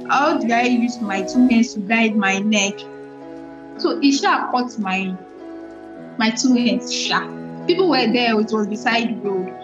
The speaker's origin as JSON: {"language": "English", "region": "Ogun State", "country": "Nigeria", "tie": "born or raised there", "said": "I was born in Ojado, in Ogun State, Ojado, Ogun State"}